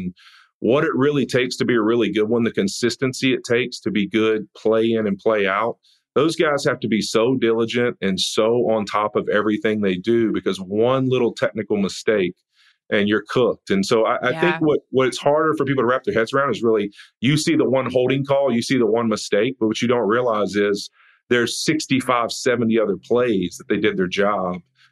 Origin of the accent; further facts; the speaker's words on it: North Louisiana, United States; now in California, United States; I grew up in North Louisiana